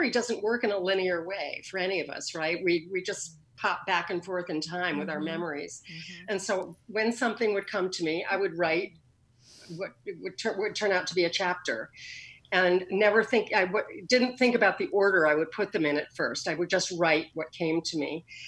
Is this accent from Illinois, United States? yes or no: no; Connecticut, United States; also born or lived in New York City, New York; now in Portland, United States; I grew up in a sort of commuter town to New York City in Connecticut. I moved there when I was about six